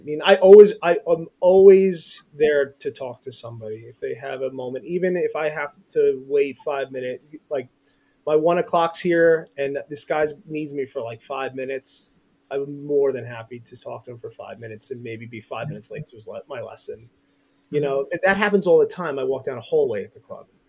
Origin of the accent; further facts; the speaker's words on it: Bethpage, New York, United States; I was born and raised in Long Island, New York, in a town called Bethpage